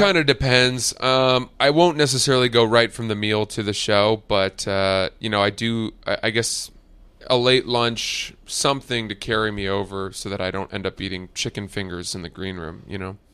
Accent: New York, United States; I'm a New Yorker.

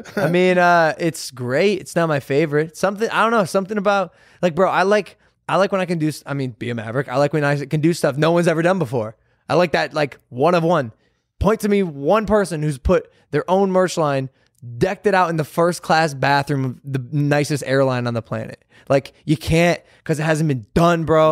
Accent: Ohio, United States; we grew up in Ohio

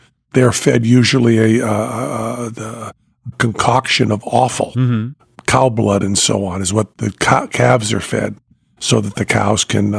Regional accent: United States; My hometown fair, Franklin County Fair.

